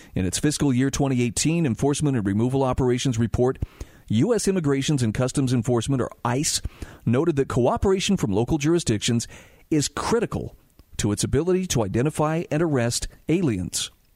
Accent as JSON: {"language": "English", "region": "Utah", "country": "United States", "said": "my home state of Utah"}